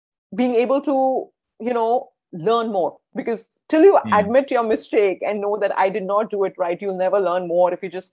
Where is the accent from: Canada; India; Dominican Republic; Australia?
India; moved away; I come from India. My education has been in India.